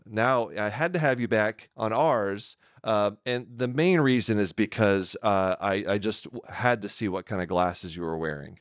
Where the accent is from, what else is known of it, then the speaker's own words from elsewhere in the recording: Texas, United States; I'm a native Texan.